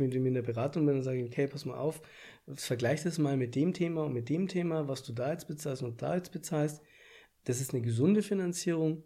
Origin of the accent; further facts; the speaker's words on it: Bavaria, Germany; bei uns in Bayern